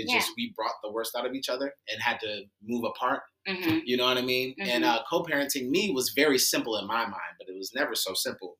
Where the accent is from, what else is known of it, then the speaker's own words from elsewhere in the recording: Cleveland, Ohio, United States; now in Tampa, United States; I'm from Cleveland, Ohio.